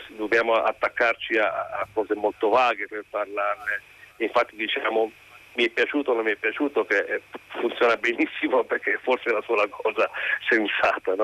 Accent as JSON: {"language": "Italian", "region": "Liguria", "country": "Italy", "tie": "born or raised there", "said": "lui è ligure come me"}